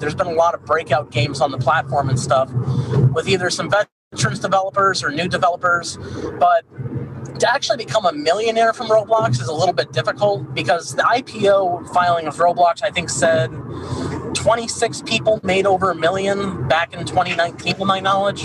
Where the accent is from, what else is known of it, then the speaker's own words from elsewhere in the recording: Chicago, Illinois, United States; I'm from the Chicagoland area